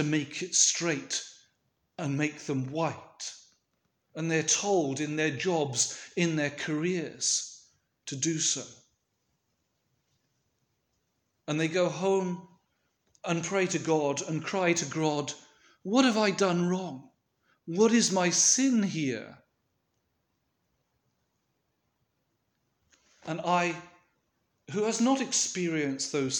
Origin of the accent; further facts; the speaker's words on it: United Kingdom; a British Orthodox Christian